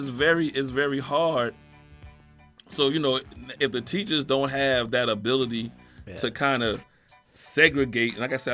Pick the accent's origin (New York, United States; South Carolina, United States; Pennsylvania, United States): South Carolina, United States; I'm from South Carolina.